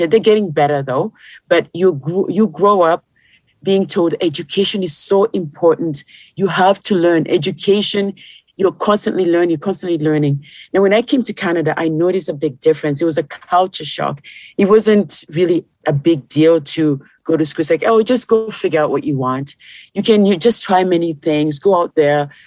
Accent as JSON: {"language": "English", "country": "Kenya", "moved": "yes", "said": "when I came from Kenya to here, my foundation was still the same"}